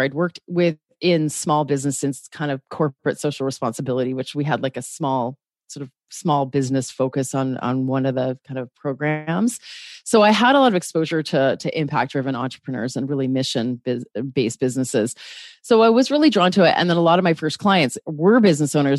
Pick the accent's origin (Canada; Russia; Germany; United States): Canada; I'm a Canadian on the West Coast